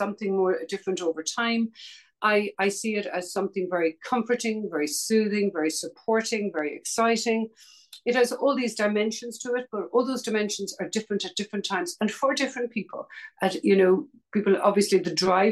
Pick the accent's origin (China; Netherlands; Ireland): Ireland; Dublin, Leinster; I grew up in Dublin, Ireland